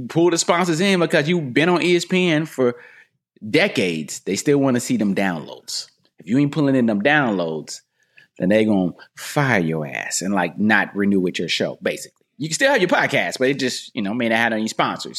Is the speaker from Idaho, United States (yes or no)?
no; North Carolina, United States; moved away as an adult; also born or lived in Raleigh, North Carolina; now in California, United States; I'm from North Carolina